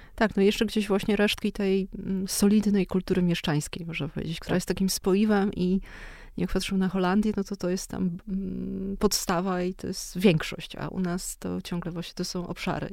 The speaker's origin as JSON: {"language": "Polish", "town": "Kraków", "region": "Lesser Poland", "country": "Poland", "tie": "born or raised there", "said": "jestem z Krakowa i się wychowałam w Krakowie"}